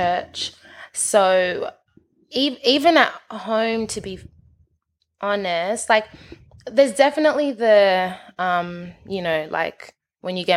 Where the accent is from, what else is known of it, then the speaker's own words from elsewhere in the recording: Nigeria; we're all Nigerian